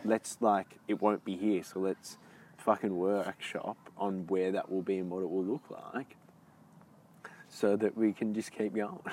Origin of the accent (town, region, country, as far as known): Australia